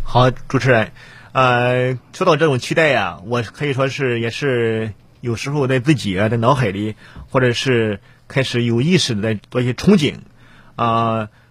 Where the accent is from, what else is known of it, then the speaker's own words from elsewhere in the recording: Rizhao, Shandong, China; 我呢也是多么一个，呃，地地道道、土生土长的山东人啊